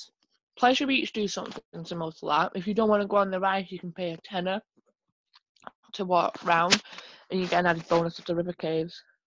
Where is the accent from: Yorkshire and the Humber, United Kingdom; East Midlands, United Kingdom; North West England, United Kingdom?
North West England, United Kingdom; Manchester; I'm from Manchester.